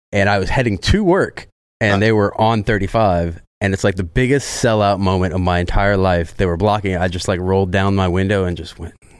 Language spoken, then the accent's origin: English; San Antonio, Texas, United States; moved away as an adult; now in Austin, United States; I'm from San Antonio. I moved here in 2019